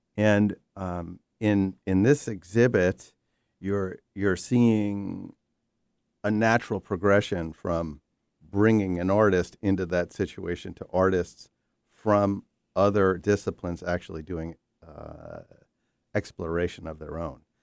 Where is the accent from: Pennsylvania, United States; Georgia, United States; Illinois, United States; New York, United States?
New York, United States; I grew up In New York, I spent tremendous amount of time in the Catskills